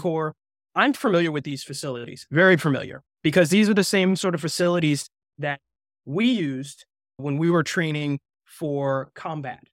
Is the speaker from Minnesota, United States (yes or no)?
no; New Jersey, United States; moved away; I'm actually from New Jersey.